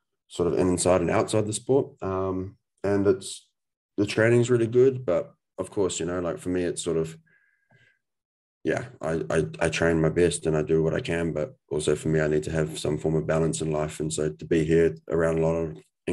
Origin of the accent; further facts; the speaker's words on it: New Zealand; we're both from New Zealand